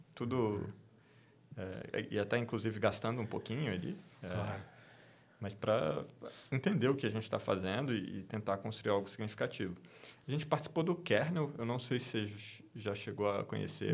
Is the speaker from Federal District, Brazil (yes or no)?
yes; Brasília, Federal District, Brazil; sou natural de Brasília, cresci lá no meio do serviço público